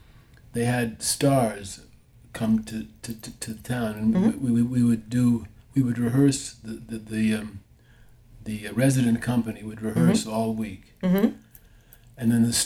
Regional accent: Manhattan, New York, United States; In Manhattan.

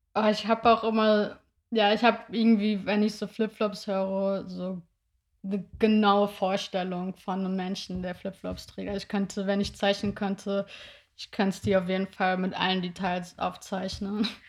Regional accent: near Wiesbaden, Hesse, Germany; now in Berlin, Germany; ich komme ja so aus der Nähe von Wiesbaden

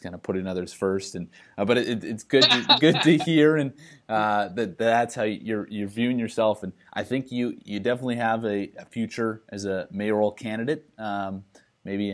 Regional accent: Saskatchewan, Canada; moved away; growing up in Saskatchewan

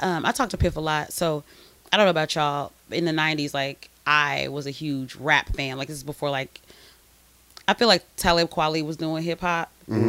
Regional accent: Arkansas, United States; I'm just black from Arkansas.

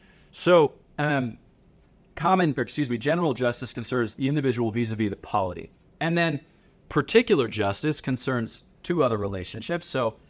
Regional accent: Philadelphia, Pennsylvania, United States; So I'm from Philadelphia, City of Champions

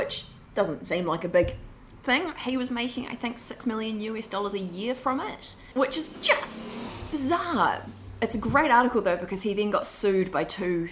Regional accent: New Zealand; moved away as an adult; now in London, United Kingdom; I'm from New Zealand

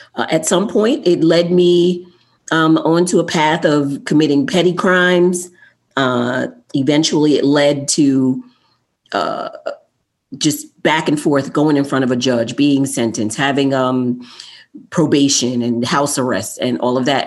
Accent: New York City, New York, United States; I was born in Queens, New York

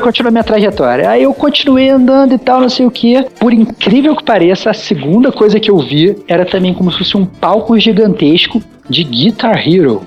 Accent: Brazil; now in Mexico; eu como bom brasileiro

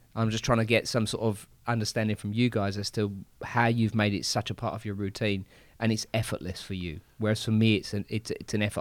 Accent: England, United Kingdom; I'm English

